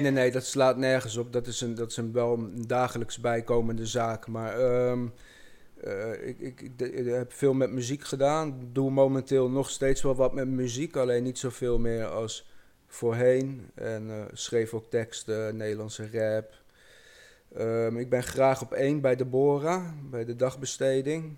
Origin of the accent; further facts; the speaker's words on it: Amersfoort, Utrecht, Netherlands; ik kom uit Amersfoort